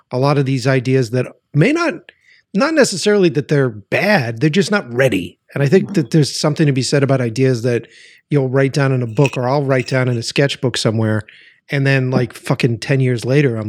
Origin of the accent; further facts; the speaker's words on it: Boston, Massachusetts, United States; I'm from Boston.